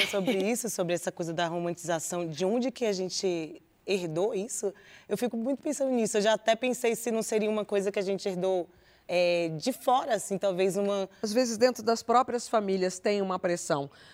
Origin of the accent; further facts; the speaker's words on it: Rio Vermelho / Nordeste de Amaralina, Bahia, Brazil; Eu cresci no Rio Vermelho, sou do Nordeste, mas cresci no